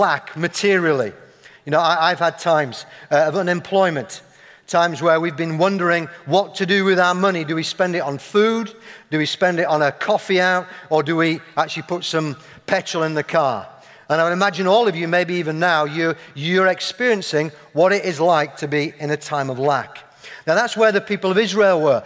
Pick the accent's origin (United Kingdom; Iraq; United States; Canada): United Kingdom; Yorkshire and the Humber; accent: Yorkshire; moved away; people hear my accent, observe my flat cap, see my love of Yorkshire puddings